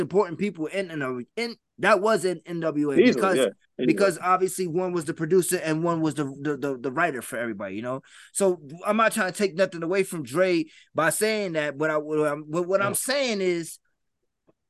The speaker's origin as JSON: {"language": "English", "town": "New York City", "region": "New York", "country": "United States", "said": "I'm from the Bronx"}